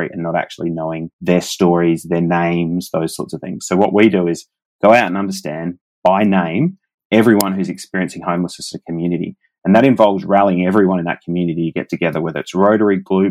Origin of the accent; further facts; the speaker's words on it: Adelaide, South Australia, Australia; my hometown of Adelaide